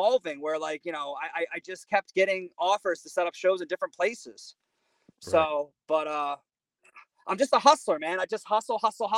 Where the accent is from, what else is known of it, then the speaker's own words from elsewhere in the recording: Morristown, New Jersey, United States; also born or lived in New York; I grew up in South Jersey, went to college in New York